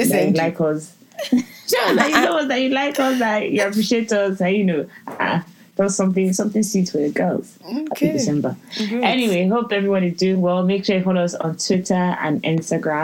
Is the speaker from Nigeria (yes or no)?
yes; Lagos, Nigeria; now in London, United Kingdom; I'm from Lagos